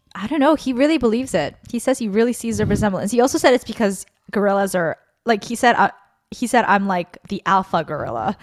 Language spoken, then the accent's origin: English; Guatemala City, Guatemala Department, Guatemala; moved away; I grew up in Zona Diez